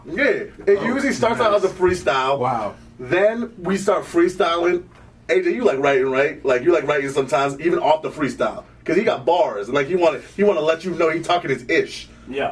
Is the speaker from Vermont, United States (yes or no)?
yes; Vermont, United States; also born or lived in Sierra Leone; I was born in Sierra Leone, West Africa. Uh, but I moved to Vermont